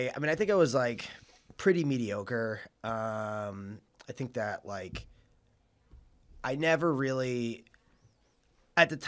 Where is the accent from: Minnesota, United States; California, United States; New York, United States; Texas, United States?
New York, United States; Suffolk County, Long Island; So I'm from Suffolk County, Long Island. And I was born in 1992. And I was a pretty, bookish kid growing up.